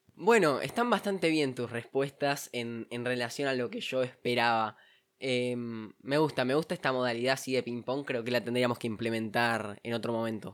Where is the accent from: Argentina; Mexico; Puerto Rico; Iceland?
Argentina; nosotros incluso como argentinos